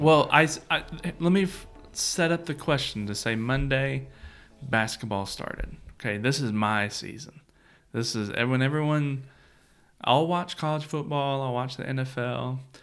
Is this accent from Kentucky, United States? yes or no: yes; Central Kentucky, United States; growing up in Central Kentucky